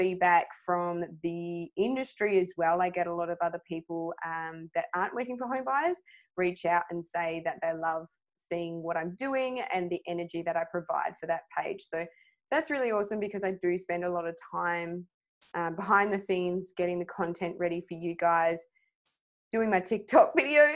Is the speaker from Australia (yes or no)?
yes; Swan Valley, Western Australia, Australia; I was brought up in the Swan Valley